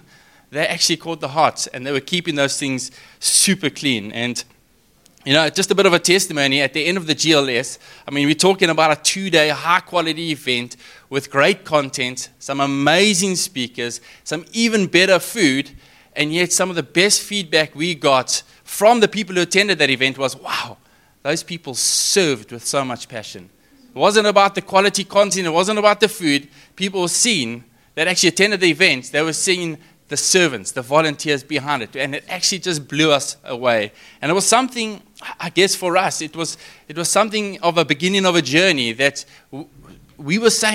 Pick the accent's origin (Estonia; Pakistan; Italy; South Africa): South Africa; Richards Bay, KwaZulu-Natal; I mean, I'm from Richards Bay, I did tell you guys.